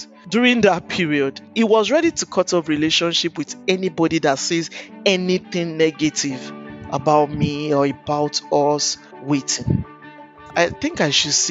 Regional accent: Akure, Ondo, Nigeria; also born or lived in Owo; I grew up in Akure. I'm from Owo.

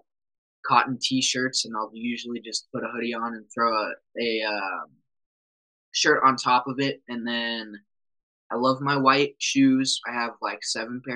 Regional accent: just outside of Denver, Colorado, United States; moved away as an adult; now in Rapid City, United States; I grew up just outside of Denver

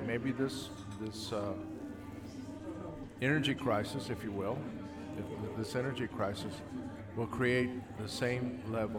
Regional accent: United States; we are American

